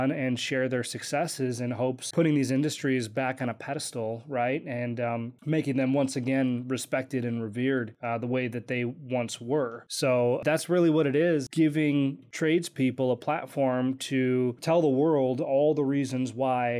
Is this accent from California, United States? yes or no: no; Kenosha, Wisconsin, United States; moved away as an adult; also born or lived in Hollywood; I grew up in Kenosha, Wisconsin.